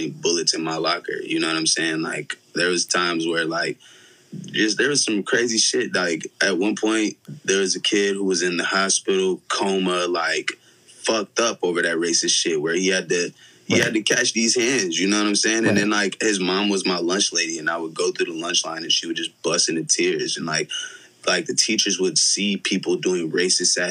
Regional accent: Ironton, Missouri, United States; also born or lived in St. Louis, Missouri; now in Los Angeles, United States; I grew up in Ironton, bro. I played ball in Ironton.

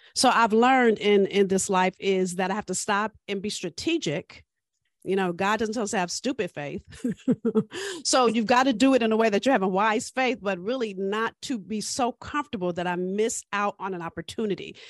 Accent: Los Angeles, California, United States; I'm from South Central L

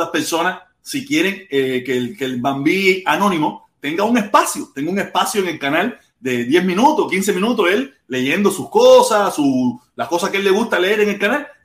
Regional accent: Cuba; Día entre semana soy

